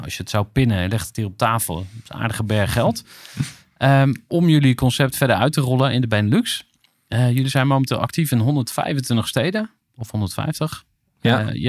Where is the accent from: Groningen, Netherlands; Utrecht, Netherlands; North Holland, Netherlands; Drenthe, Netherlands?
Utrecht, Netherlands; Amersfoort; Waar ben je geboren? Amersfoort.